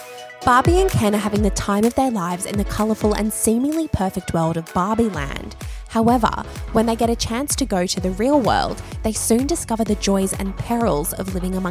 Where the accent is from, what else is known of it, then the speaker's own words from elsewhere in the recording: Australia; Being an Australian